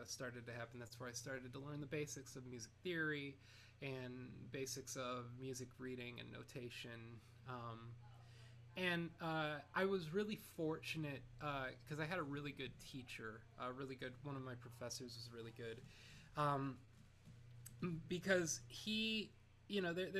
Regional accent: North Canton, Ohio, United States; moved away as an adult; now in New York City, United States; I'm from Ohio, a town called North Canton, Ohio.

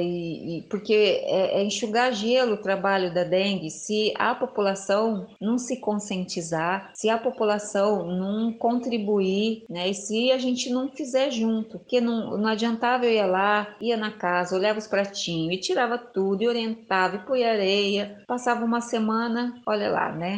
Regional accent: Osasco, São Paulo, Brazil; eu nasci em Osasco, é numa favela, hoje é chamada de comunidade, é bem carente, né, no barraquinho que era meio metade lona, metade madeira, o chão com terra batida, é, mas eu era feliz lá.

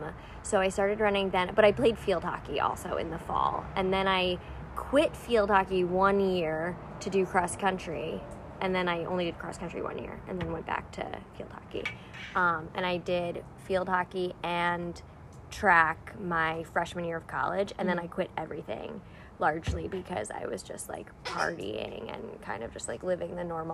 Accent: Long Island, New York, United States; So I grew up on Long Island in New York.

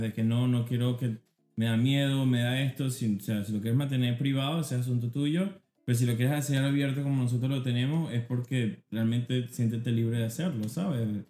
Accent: Venezuela; moved away; a las Mercedes, ahí me, crié

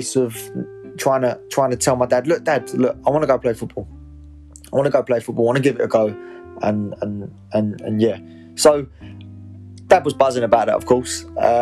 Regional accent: Essex, East of England, United Kingdom; I'm 23, I'm from Essex

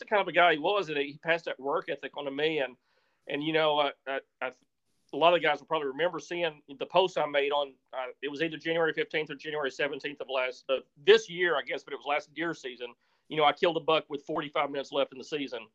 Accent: Missouri Bootheel, United States; I grew up in a little part of Missouri called the Boot Hill. And if people aren't familiar with the geography of Missouri, it's on the southeast corner

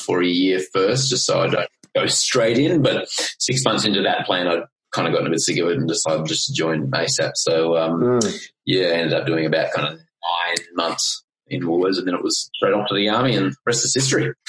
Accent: Queensland, Australia; I grew up in Queensland

